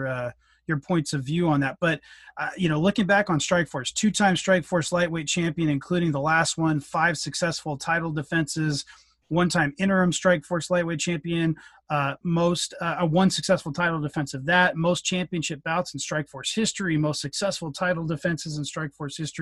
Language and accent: English; Cupertino, California, United States; also born or lived in Mountain View; from the Bay Area. I was born in Mountain View. I was raised in Cupertino